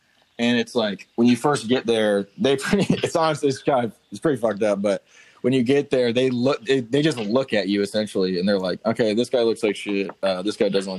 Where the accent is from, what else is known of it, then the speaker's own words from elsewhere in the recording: near Fayetteville, North Carolina, United States; I'm from." I just said Fayetteville, North Carolina, just because like that's the closest freaking spot on the map